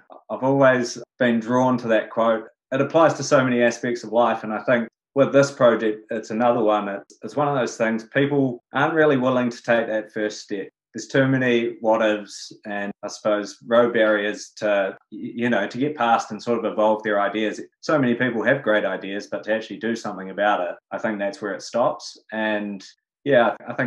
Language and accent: English; Queenstown, Otago, New Zealand; I grew up in Queenstown in the mountains